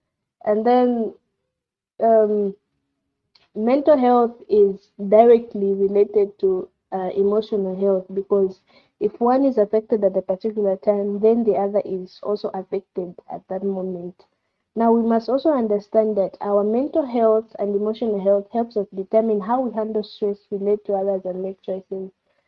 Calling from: Solwezi, North-Western Province, Zambia; I'm speaking from Solwezi.

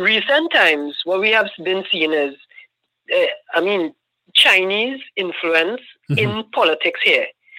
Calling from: Trinidad & Tobago; I'm actually calling from the Caribbean. I'm in Trinidad and Tobago.

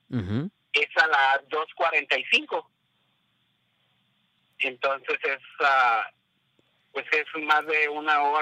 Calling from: San Diego, California, United States; de San Diego.

